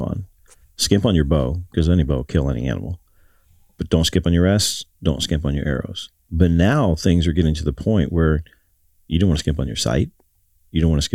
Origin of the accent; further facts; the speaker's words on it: Ohio, United States; I'm from Ohio